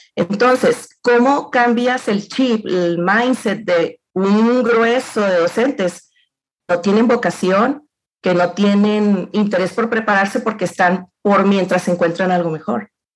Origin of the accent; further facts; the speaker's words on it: Los Mochis, Sinaloa, Mexico; moved away as an adult; now in Saltillo, Mexico; yo, soy de los Mochis Sinaloa